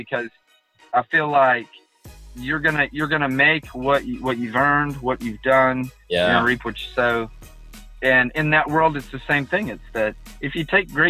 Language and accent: English; Katy, Texas, United States; now in Humble, United States; I'm from Katy, so the first 3 years, my real estate was all in Katy